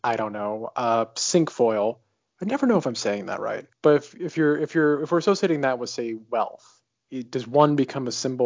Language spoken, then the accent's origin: English; New England, United States; I'm from New England